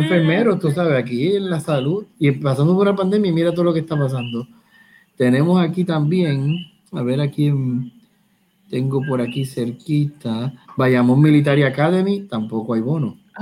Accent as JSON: {"language": "Spanish", "town": "Caguas", "country": "Puerto Rico", "said": "yo trabajo en Guayama, yo soy de Cagua"}